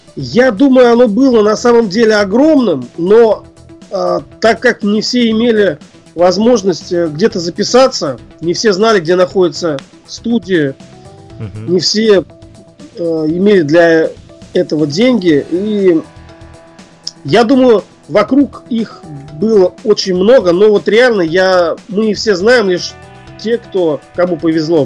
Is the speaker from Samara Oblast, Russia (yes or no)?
no; Ufa, Bashkortostan, Russia; Я родом из э, Уфы, это Башкирия